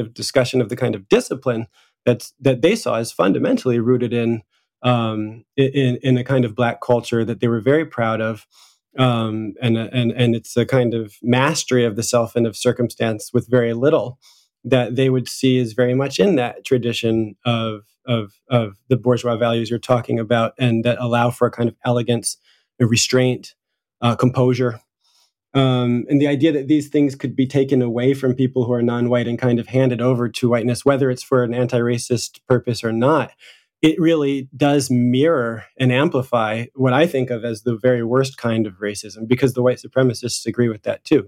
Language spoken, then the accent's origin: English; United States; moved away as an adult; now in Paris, France; my primary identity, uh, here in France, no matter what people think of my physical characteristics, is that I'm American